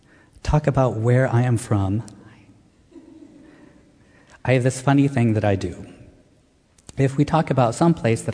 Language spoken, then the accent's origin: English; Pennsylvania, United States; also born or lived in Wilmington, Delaware / Freehold, New Jersey / New York City / Montclair; now in Chatham, United States; When I was a kid, I lived in Wilmington, Delaware, Freehold in South Jersey, before growing up in Pennsylvania. And I've also lived in New York City, Montclair, Cleveland, Ohio, and now Chatham.